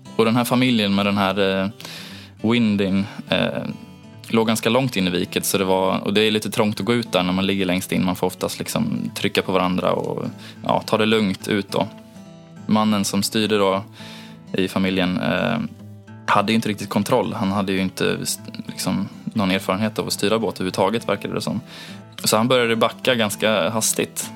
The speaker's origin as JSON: {"language": "Swedish", "town": "Gothenburg", "region": "Västra Götaland", "country": "Sweden", "also_born_or_lived": "Onsala, Kungsbacka", "said": "Jag kommer från Göteborg ursprungligen"}